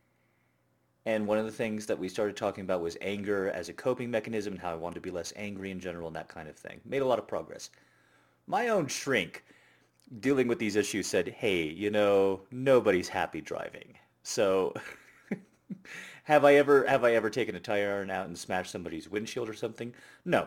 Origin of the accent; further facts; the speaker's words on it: United States; I'm an American